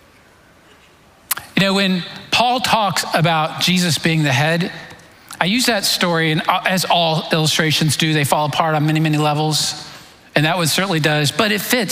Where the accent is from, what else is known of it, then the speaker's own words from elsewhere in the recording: Florida, United States; I grew up in Florida